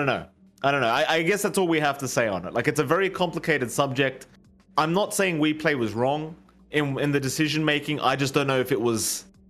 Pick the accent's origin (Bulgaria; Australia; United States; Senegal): Australia; I was born in Australian, in Australia